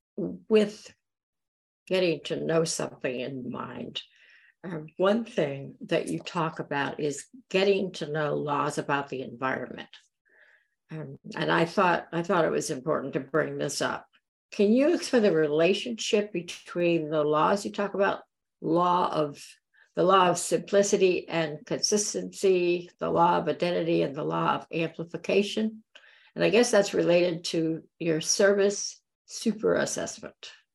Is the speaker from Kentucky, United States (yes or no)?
no; Florida Keys, United States; moved away; I grew up in the Florida Keys